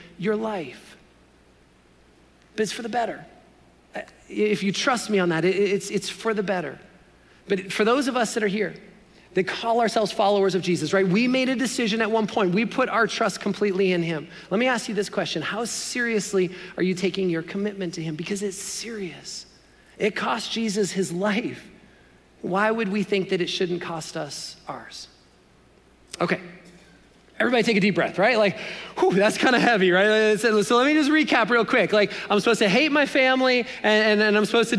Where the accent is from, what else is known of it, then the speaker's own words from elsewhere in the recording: Canada; as a Canadian boy